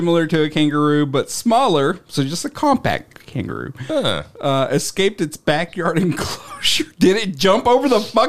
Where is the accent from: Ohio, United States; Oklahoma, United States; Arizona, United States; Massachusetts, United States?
Oklahoma, United States; I was born in Oklahoma. Not a lot happens there.